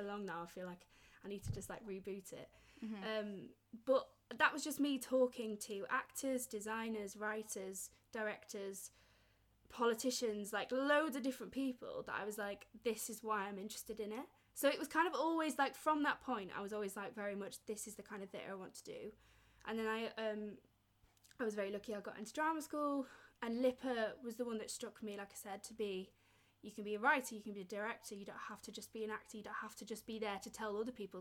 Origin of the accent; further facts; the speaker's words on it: Yorkshire and the Humber, United Kingdom; I'm obviously from Yorkshire